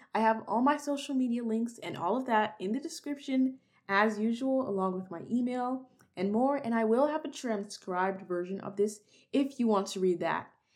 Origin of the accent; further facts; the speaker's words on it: Texas, United States; I was born and raised in Texas